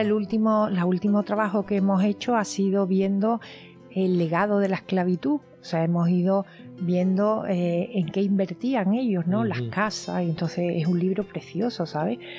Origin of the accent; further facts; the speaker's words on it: Cádiz, Andalusia, Spain; yo que soy de Cádiz, que vivo de alguna manera vivo cerca todo